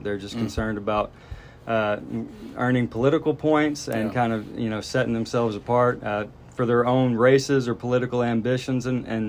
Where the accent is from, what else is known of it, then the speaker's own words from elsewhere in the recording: Southwest Arkansas, United States; moved away as an adult; also born or lived in Washington County, Arkansas; now in Fayetteville, United States; I was born in Washington County. I lived here for a few years. I grew up in Southwest Arkansas, but then I've been back up in Fayetteville, Washington County for 21 years, based out of here.